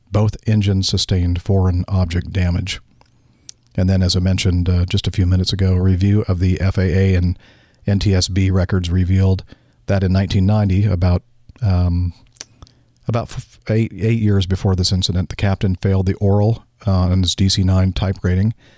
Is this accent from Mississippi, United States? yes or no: no; Southern California, United States; I grew up in Southern California, but I lived a few years up in Northern California